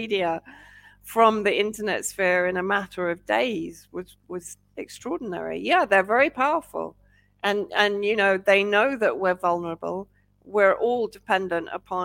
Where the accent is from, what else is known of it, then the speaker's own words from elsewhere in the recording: United Kingdom; now in Syria; I'm British.